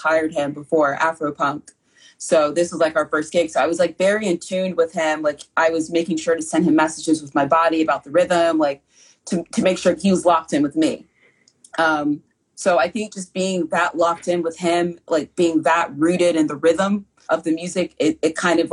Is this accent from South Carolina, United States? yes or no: yes; South Carolina, United States; growing up in the South and South Carolina